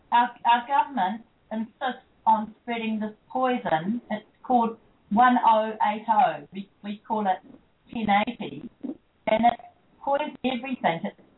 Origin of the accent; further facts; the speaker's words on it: New Zealand; I'm from New Zealand